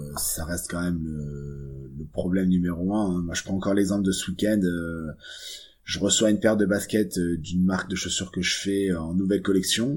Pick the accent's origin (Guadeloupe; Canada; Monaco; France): Monaco; moved away; on est originaire de Monaco